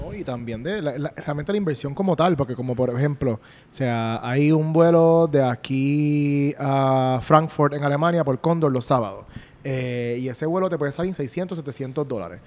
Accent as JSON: {"language": "Spanish", "country": "Puerto Rico", "said": "yo soy puertorriqueño"}